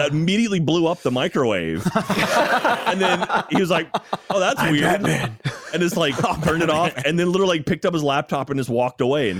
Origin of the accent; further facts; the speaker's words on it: Texas, United States; I'm born and raised in Texas